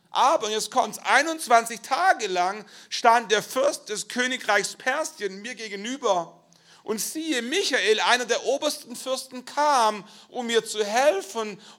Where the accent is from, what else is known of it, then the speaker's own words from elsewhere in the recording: Schwäbisch Gmünd, Baden-Württemberg, Germany; Ich komme aus Schwäbisch Gmünd, ich bin der Leiter der christlichen Studentenmission in Schwäbisch Gmünd gewesen.